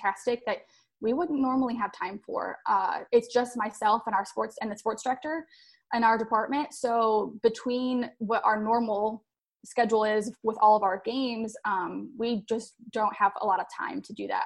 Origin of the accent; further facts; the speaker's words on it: Detroit, Michigan, United States; moved away as an adult; now in Texas/Oklahoma area, United States; I grew up in Michigan